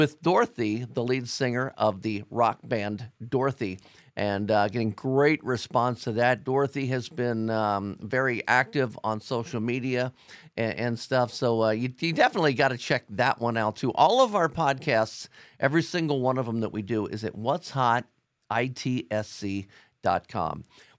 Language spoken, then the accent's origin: English; Cincinnati, Ohio, United States; Alon's from Columbus. I'm from Cincinnati.